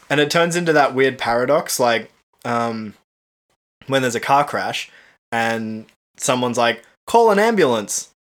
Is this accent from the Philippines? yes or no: no; Cairns, Queensland, Australia; also born or lived in Tasmania; now in Brisbane, Australia; we grew up in Cairns where it would rain six months of the year.